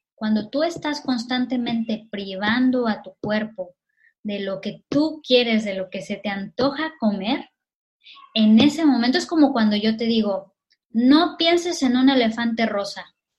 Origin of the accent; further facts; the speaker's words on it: Mexico; now in Catalonia, Spain; los mexicanos